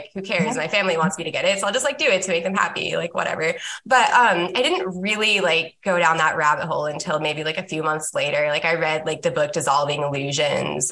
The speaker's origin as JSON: {"language": "English", "region": "Upper Midwest", "country": "United States", "also_born_or_lived": "the South (US)", "moved": "yes", "lives_now": "Southern United States", "said": "I'm from the upper Midwest, and then I live in the South currently."}